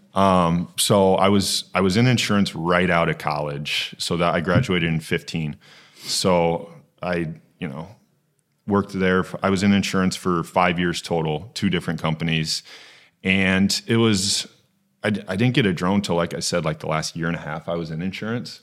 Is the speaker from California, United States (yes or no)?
no; Okoboji, Iowa, United States; moved away as an adult; also born or lived in Sioux City, Iowa; now in Des Moines, United States; I grew up in Okaboji. So I've lived in Iowa my whole life